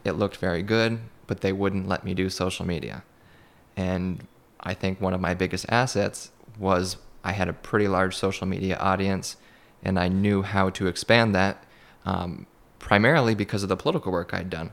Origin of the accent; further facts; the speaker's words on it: Madrid, New York, United States; growing up in Madrid